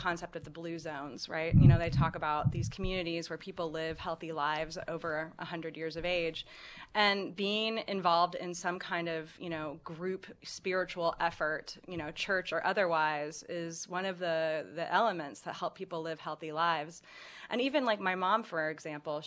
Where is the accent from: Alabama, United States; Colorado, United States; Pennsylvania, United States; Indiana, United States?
Indiana, United States; Indianapolis; I'm from Indianapolis